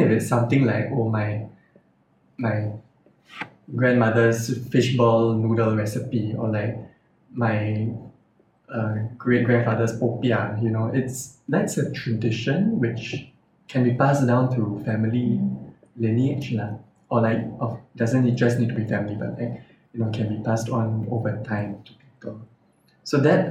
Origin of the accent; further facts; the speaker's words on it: Singapore; growing up in Singapore